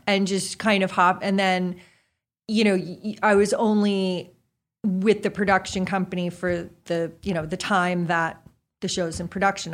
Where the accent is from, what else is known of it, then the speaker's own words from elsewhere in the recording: New Jersey, United States; moved away; also born or lived in Boston; grew up in Jersey